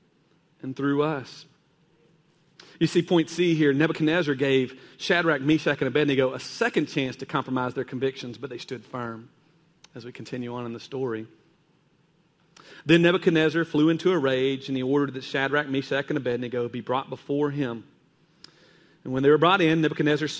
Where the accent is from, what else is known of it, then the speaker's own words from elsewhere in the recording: Kentucky, United States; I was growing up in Kentucky, and there's a lot of caves there.